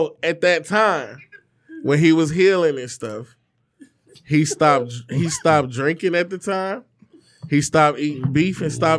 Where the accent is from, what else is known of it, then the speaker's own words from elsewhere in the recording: Detroit, Michigan, United States; that's where I grew up on Vicksburg in Linwood.